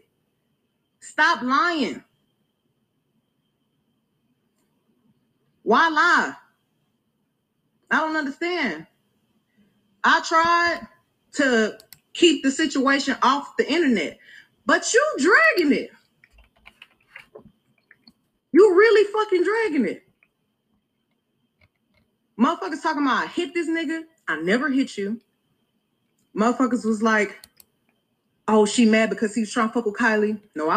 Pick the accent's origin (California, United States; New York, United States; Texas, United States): Texas, United States; Houston